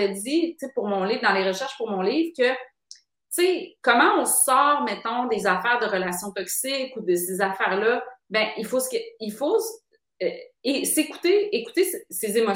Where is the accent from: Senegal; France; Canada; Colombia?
Canada; Quebec City, Quebec; moved away as an adult; now in Montreal, Canada; quand je suis arrivée à Montréal, tu sais, moi, je viens de Québec